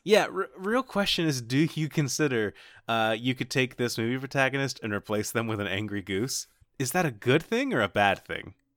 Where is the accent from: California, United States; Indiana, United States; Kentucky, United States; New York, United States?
Kentucky, United States; born or raised there